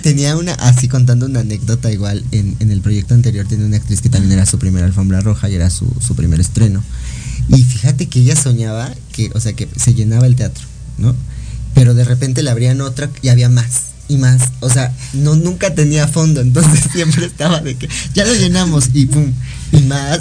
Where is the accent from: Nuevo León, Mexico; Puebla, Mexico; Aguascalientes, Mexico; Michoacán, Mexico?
Puebla, Mexico; Yo vengo de, de, Puebla y en Puebla sí se habla mucho alemán